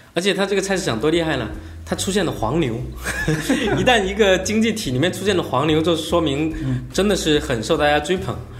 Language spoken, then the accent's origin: Chinese; Fujian, China; 我是福建人